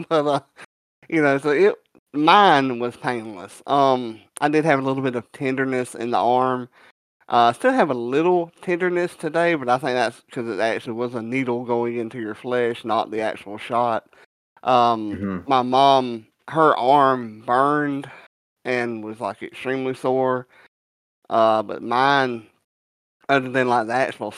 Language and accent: English; the South, United States; being a Southerner